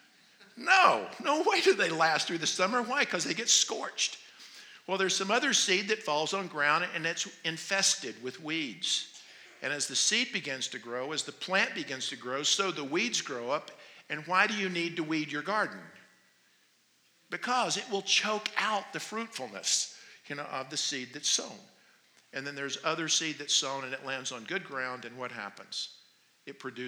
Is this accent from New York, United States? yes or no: no; North Carolina, United States; moved away as an adult; now in Phoenix, United States; I'm from North Carolina